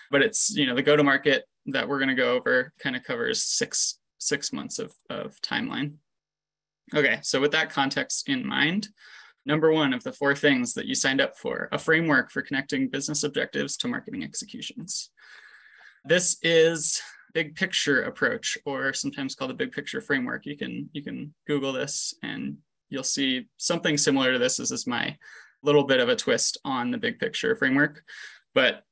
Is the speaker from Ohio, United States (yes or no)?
no; Los Angeles, California, United States; moved away as an adult; also born or lived in Quebec, Canada / Chicago, United States; now in Denver, United States; I grew up in the Los Angeles area through undergrad